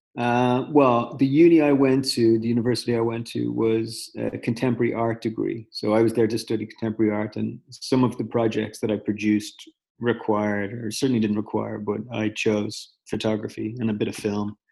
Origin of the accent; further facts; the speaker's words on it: Dublin, Leinster, Ireland; moved away; I grew up in Dublin